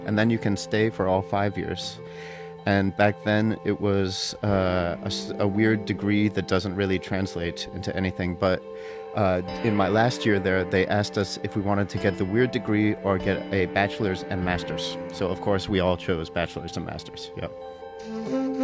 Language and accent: English; United States; moved away as an adult; now in Denmark; I'm an American saxophone player, and I've been living in Denmark for 22 years